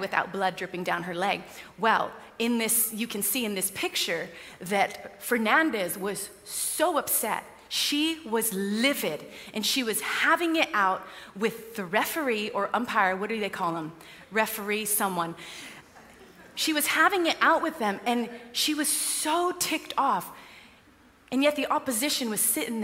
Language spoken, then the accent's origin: English; United States; now in United Kingdom; I'm American